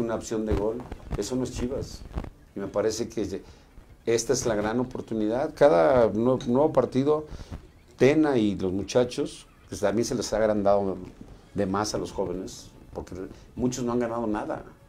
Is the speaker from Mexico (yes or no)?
yes; Mexico; No nos respetamos como mexicanos